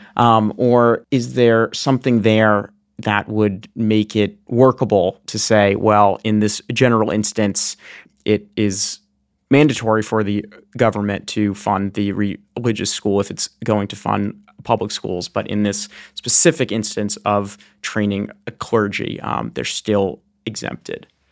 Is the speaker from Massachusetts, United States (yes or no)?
yes; Boston, Massachusetts, United States; moved away; back in my hometown of Boston, Massachusetts